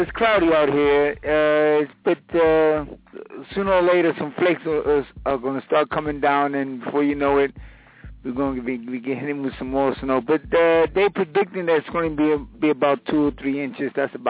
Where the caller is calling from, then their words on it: Queens, New York, United States; I'm calling from Queens.